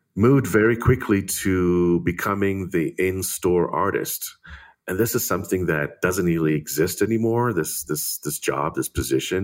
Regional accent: Israel; growing up in Israel

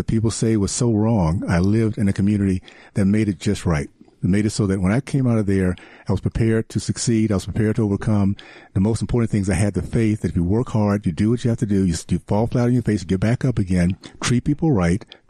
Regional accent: Tallahassee, Florida, United States; moved away as an adult; also born or lived in Africa; now in Utah, United States; I grew up in Tallahassee, Florida, in the 60s

